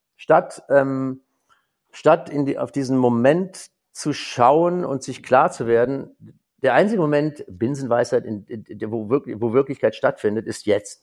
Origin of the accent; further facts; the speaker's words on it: Germany; now in Cologne, Germany; so als Winzersohn, ich bin ja quasi in der Mosel im Riesling aufgewachsen